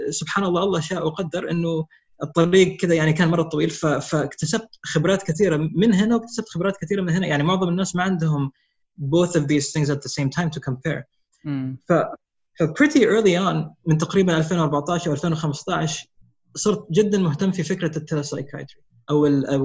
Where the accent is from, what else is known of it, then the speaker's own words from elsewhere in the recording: Riyadh, Riyadh Province, Saudi Arabia; also born or lived in Bloomington, Indiana, United States; انا مولود في امريكا انولدت في امريكا في بلومنتون انديانا آه، في 79 آه نقلت على الرياض اول ما انولدت كان اول اول ما نقلت على الرياض كان عمري خمس سنين